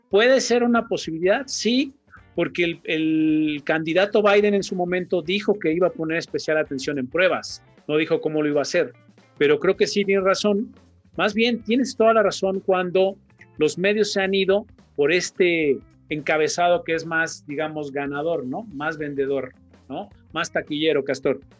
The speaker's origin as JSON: {"language": "Spanish", "country": "Mexico", "said": "Pero como mexicanos tenemos que prepararnos ante todo"}